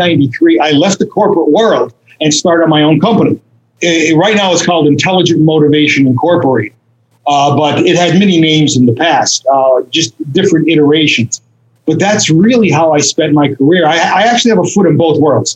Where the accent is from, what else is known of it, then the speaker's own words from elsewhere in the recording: Scranton, Pennsylvania, United States; moved away as an adult; now in Costa Rica; I'm from the Scranton Wilkes-Barre area, the northeast part of Pennsylvania.